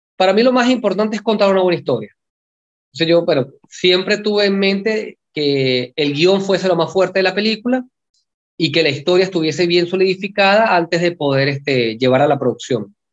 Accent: Venezuela; moved away as an adult; now in Buenos Aires, Argentina; yo, que soy extranjero, que soy venezolano

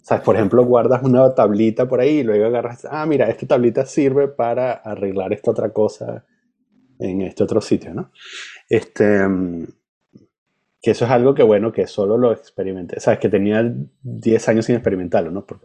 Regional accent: Venezuela; Y, Dios me cuide de, que se me salga que soy venezolano

